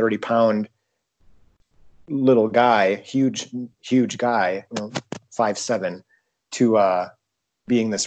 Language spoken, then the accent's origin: English; Kranzburg, South Dakota, United States; I come from Kranzberg